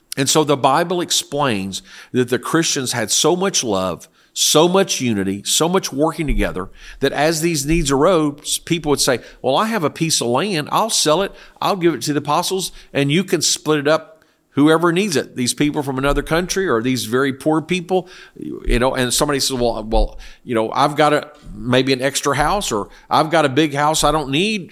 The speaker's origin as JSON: {"language": "English", "country": "South Korea", "tie": "born or raised there", "moved": "yes", "said": "I lived in, I grew up in Korea."}